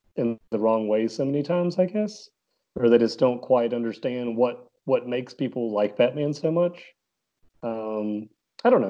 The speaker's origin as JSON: {"language": "English", "town": "Concord", "region": "North Carolina", "country": "United States", "said": "I'm, uh, from Concord, North Carolina."}